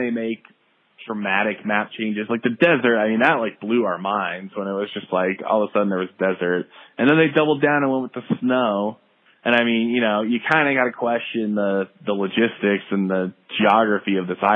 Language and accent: English; the Northwest, Pacific Northwest, United States; we're from the Northwest in the United States